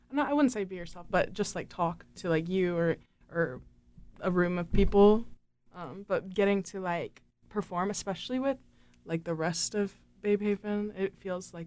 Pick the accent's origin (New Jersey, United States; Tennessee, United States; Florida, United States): Florida, United States; moved away as an adult; also born or lived in Boone / Miami; now in Raleigh, United States; I'm from Florida